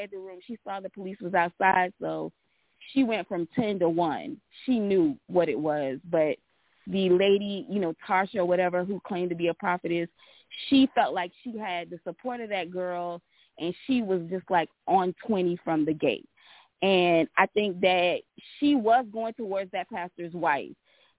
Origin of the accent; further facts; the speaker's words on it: the South, United States; I'm from the South